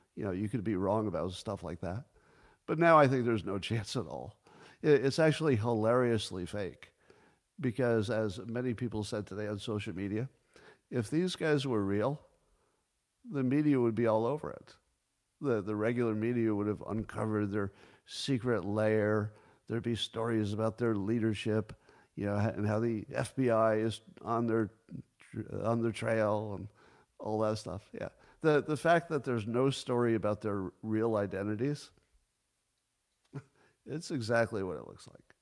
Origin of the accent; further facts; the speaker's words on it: United States; I'm all American